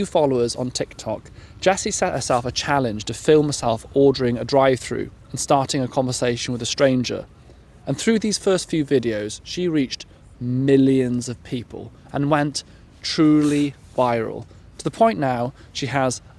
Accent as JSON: {"language": "English", "region": "South Wales", "country": "United Kingdom", "moved": "yes", "said": "we are both South Walians. We're proud Welsh peoples."}